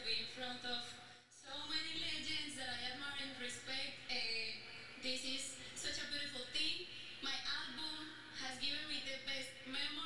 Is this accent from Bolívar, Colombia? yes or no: no; Medellín, Antioquia, Colombia; English is a second language; I am from Medellin, Colombia.